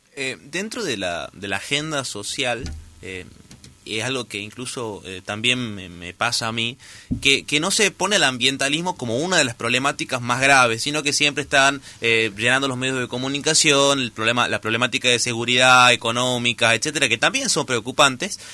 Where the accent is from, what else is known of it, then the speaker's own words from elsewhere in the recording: Argentina; nos abordan como ciudadanos argentinos